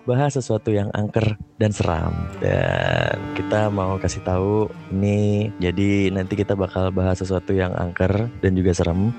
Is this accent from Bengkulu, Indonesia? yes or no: no; Bekasi, West Java, Indonesia; gue dari Bekasi